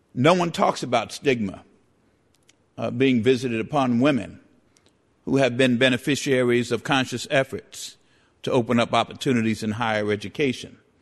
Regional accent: New York City, New York, United States; I grew up in the Bronx

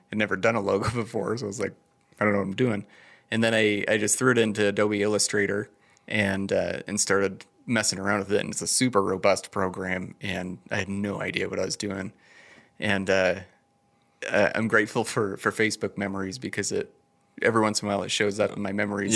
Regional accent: Idaho Falls, Idaho, United States; also born or lived in Bellevue, Washington / Denmark; I've been here my whole life

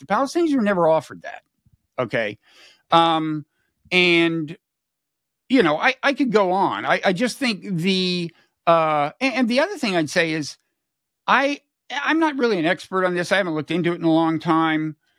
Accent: United States; as an American

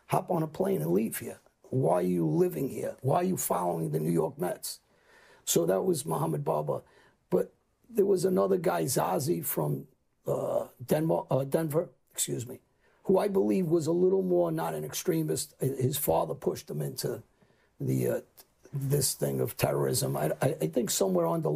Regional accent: Albania; I'm Muslim. My family's Muslim. I'm from Albania.

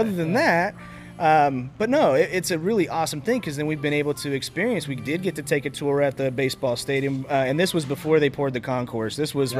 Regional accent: Wichita, Kansas, United States; me and Jeremy been from Wichita our entire lives.

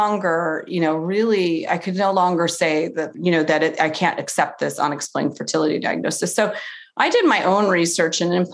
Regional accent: Cleveland, Ohio, United States; I'm from Cleveland

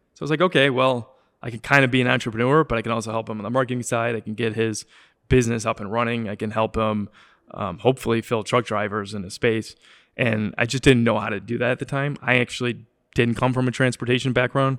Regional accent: Wilmette, Illinois, United States; also born or lived in Chicago; I grew up in Wilmette

